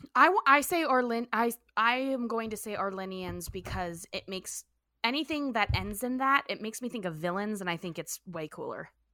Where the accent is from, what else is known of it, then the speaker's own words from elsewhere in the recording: Vero Beach, Florida, United States; It sounds like my hometown